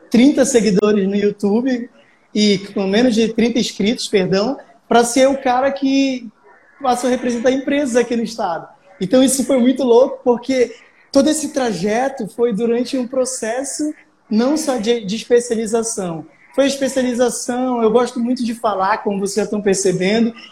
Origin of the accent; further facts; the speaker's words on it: Pará, Brazil; now in Amapá, Brazil; eu sou aqui do Amapá. Eu sou um paraense que vive no Amapá há tanto tempo que me considero macapaense.